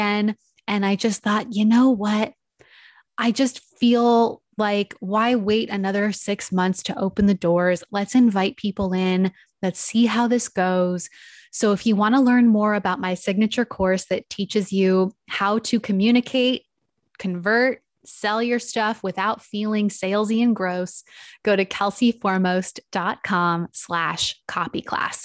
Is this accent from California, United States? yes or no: yes; San Diego, California, United States; driving distance from my hometown